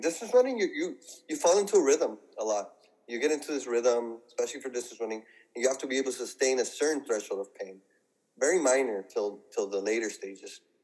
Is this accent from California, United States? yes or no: yes; San Gabriel Valley, California, United States; I'm from the San Gabriel Valley